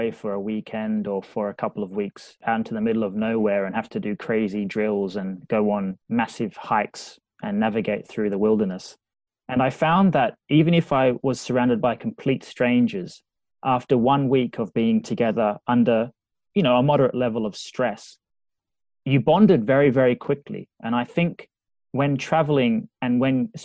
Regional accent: Australia; moved away as an adult; now in Liverpool, United Kingdom; I'm from Australia.

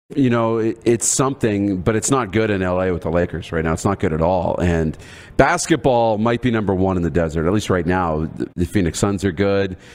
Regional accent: Canada; as a Canadian

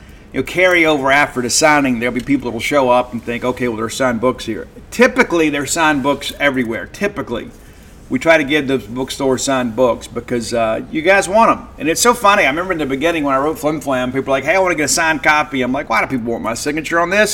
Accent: Columbia, Mississippi, United States; also born or lived in Canton, Mississippi; growing up in South Mississippi, in Columbia, Mississippi, I was born in Canton

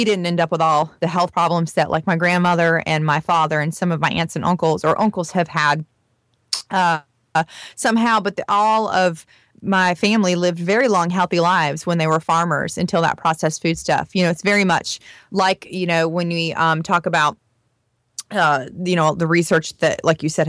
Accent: rural Florida, United States; I am actually from a more rural part of Florida where there's a lot of farmers, and it is really, truly the South

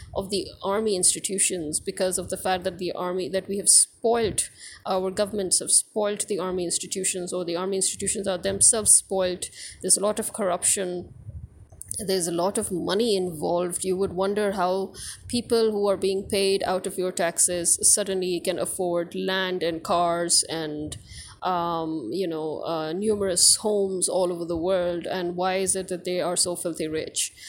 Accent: Pakistan

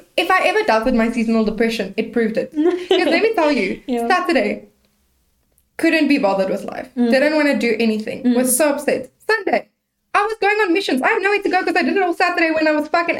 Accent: South Africa; I'm a South African girl.

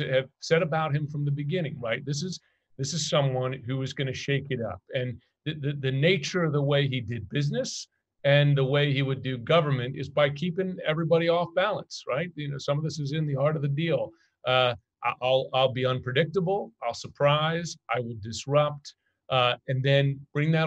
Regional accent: New York City, New York, United States; moved away as an adult; also born or lived in China / Middle East; I'm a New Yorker

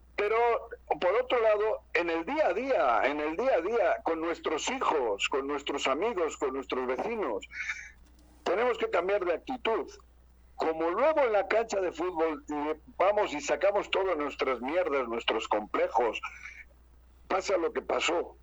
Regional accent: Bilbao, Basque Country, Spain; now in Mexico; yo vengo de Bilbao

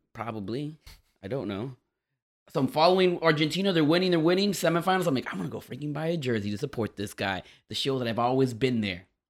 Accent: Miami, Florida, United States; I grew up a Dolphins fan because it's the city I'm from

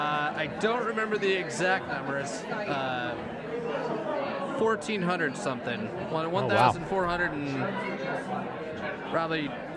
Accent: Holdrege, Nebraska, United States; moved away as an adult; now in Lincoln, United States; I'm from Holdridge, Nebraska originally.

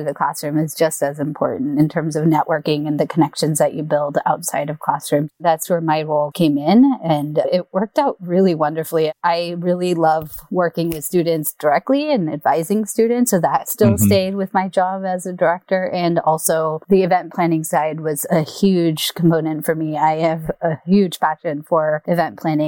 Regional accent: Bay Area, California, United States; moved away as an adult; also born or lived in Irvine, California; I'm from the Bay Area from the beginning, and my entire family is all up here.

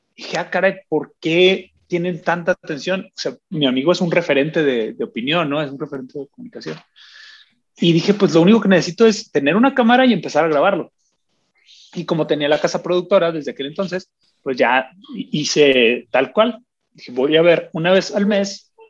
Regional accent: Agua Prieta, Sonora, Mexico; yo crecí en Agua Prieta, Sonora

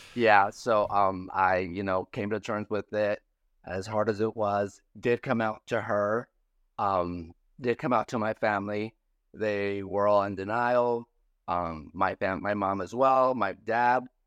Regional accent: San Felipe, Baja California, Mexico; moved away as an adult; I grew up in Santa Felipe, Baja California, Mexico

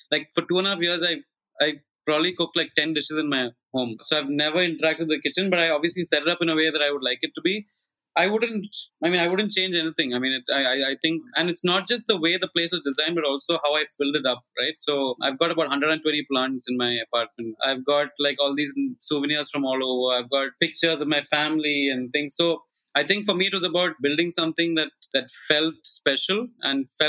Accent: Kochi, Kerala, India; moved away as an adult; now in Mumbai, India; I grew up in Cochin until I was 17, and I've been away from Cochin ever since.

